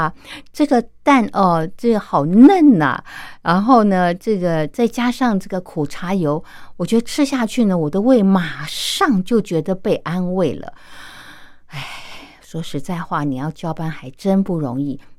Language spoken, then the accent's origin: Chinese; China; 那像我们中国人做菜，常菜要么就是拌哦，要么就是烫